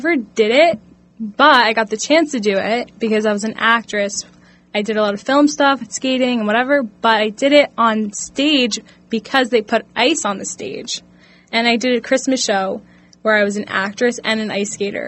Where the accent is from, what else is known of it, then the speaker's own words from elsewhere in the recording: New York, United States; I'm a New Yorker.